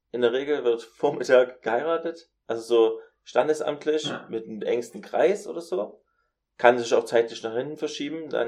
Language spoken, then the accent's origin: German; United States; Ähm, ich komme aus Amerika